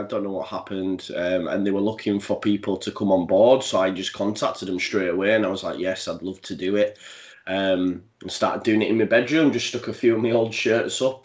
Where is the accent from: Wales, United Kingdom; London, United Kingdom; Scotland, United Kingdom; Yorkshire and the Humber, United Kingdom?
Yorkshire and the Humber, United Kingdom; Halifax; as a young lad growing up, I grew up in Halifax, which isn't too far from Leeds